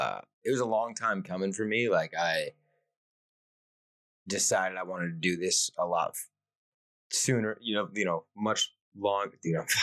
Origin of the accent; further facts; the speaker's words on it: Valencia, California, United States; also born or lived in Flagstaff; now in Austin, United States; I'm from Valencia, which it's at Los Angeles County.